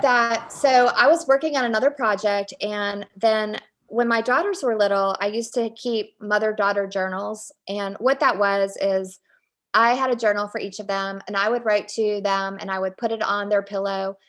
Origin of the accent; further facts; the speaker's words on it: Richmond, Virginia, United States; I grew up in Richmond, Virginia